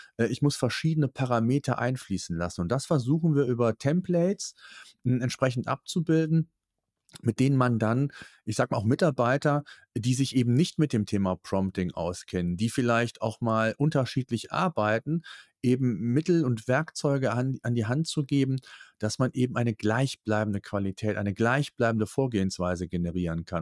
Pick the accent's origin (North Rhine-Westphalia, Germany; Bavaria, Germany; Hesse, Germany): North Rhine-Westphalia, Germany; Cologne; Es ist so diese Mentalität, wie die bei uns in Köln so ist